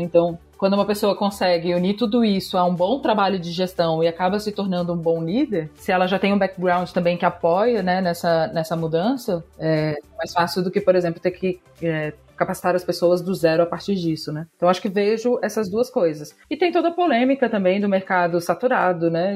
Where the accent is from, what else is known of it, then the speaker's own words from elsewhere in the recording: Florianópolis, Santa Catarina, Brazil; moved away as an adult; now in São Paulo, Brazil; eu sou de Floripa, Santa Catarina, mas eu moro aqui em São Paulo há cinco anos já